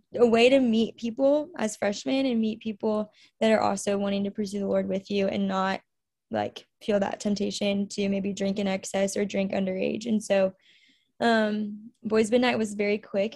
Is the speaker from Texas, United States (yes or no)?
yes; The Woodlands, Texas, United States; moved away as an adult; also born or lived in Louisiana; I am originally from the Woodlands, Texas. So, I'm from Houston area